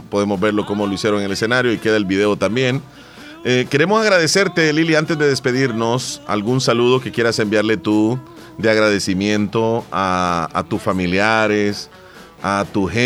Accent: Terrero, La Unión, El Salvador; yo soy de Terrero.

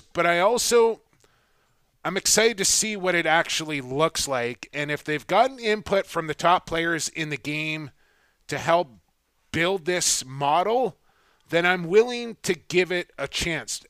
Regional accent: Canada; now as Canadian

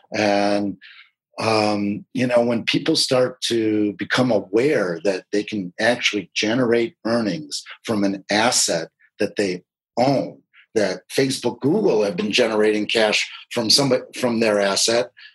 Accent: Michigan, United States; moved away as an adult; also born or lived in Washington, D.C.; now in California, United States; I moved back to my home state of Michigan

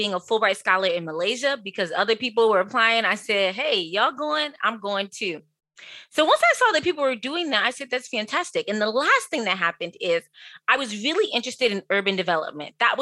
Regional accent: Prince George's County, Maryland, United States; I grew up in Prince George's County, Maryland

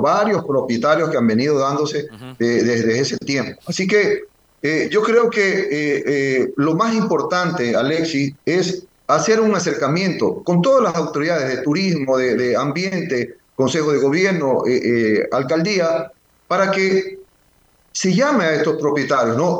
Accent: Galápagos, Ecuador; yo nací en Galápagos

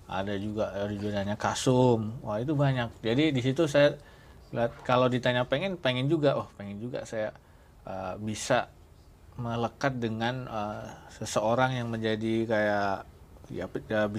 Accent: Purwokerto, Central Java, Indonesia; Saya asal Purwokerto, Jawa Tengah.

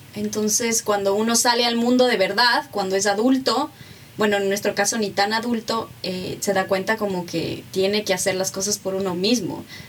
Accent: Ecuador; moved away as an adult; also born or lived in Mexico; Ecuador era mi casa, pero Ecuador es algo más, es donde está mi familia, es donde está mi identidad

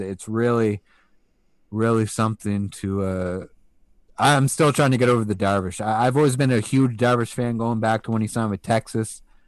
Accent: England, United Kingdom; also born or lived in Atlantic Canada; now in Canada; a British national who was born in England who, and who still has half my family over there and who used to aspire to live over there long term

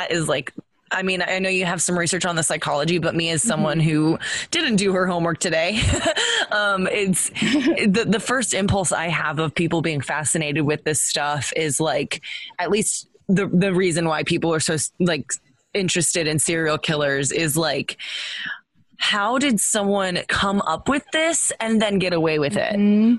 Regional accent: Texas, United States; Allie and I, growing up in Texas

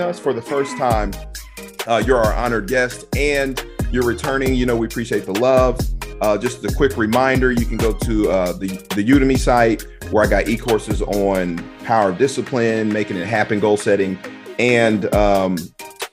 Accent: Houston, Texas, United States; Houston, that's my home state.

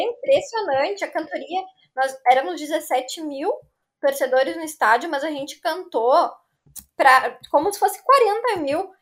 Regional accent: Novo Hamburgo, Rio Grande do Sul, Brazil; also born or lived in São Leopoldo / Estância Velha; Eu nasci em São Leopoldo e daí eu fui morar em Estância Velha. Morei lá até os meus cinco anos, daí eu vim para Novo Hamburgo

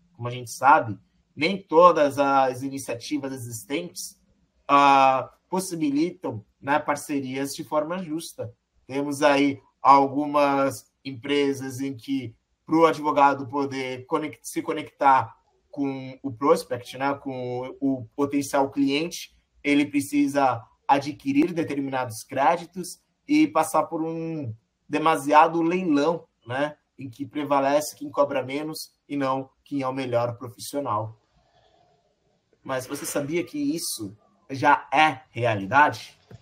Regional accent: Brazil; eu, que sou brasileiro

